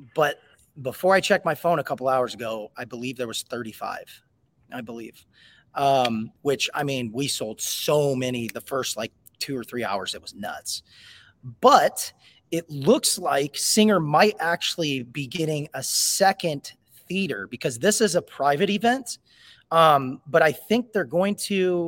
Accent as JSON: {"language": "English", "town": "East Peoria", "region": "Illinois", "country": "United States", "tie": "born or raised there", "said": "East Peoria is my hometown"}